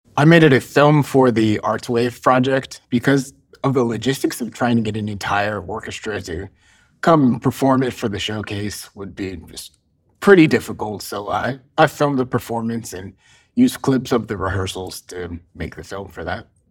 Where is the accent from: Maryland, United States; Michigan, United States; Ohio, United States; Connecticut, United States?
Ohio, United States; Cincinnati; I was, uh, born and raised in Cincinnati, Ohio